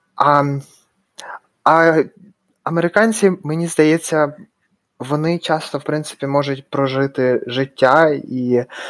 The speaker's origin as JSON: {"language": "Ukrainian", "town": "Dnipro", "region": "Dnipropetrovsk Oblast", "country": "Ukraine", "also_born_or_lived": "Raleigh, North Carolina, United States", "moved": "as an adult", "lives_now": "Salt Lake City, United States", "said": "я з Дніпра, з України і живу в США, в штаті Юта, місто Солт Лейк Сіті"}